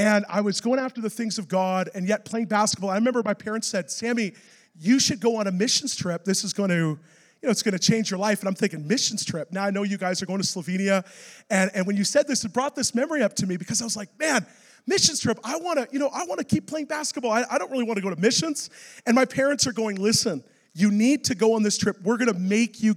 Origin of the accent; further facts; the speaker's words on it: Vancouver, British Columbia, Canada; I'm from Vancouver